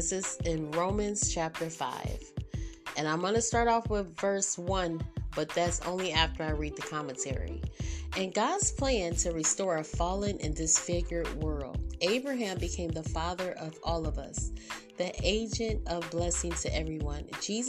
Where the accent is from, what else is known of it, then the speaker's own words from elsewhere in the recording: England, United Kingdom; I'm English. Like, I was born as a Gentile.